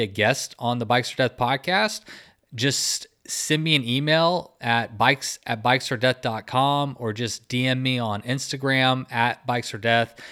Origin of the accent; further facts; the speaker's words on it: Texas, United States; I'm from Texas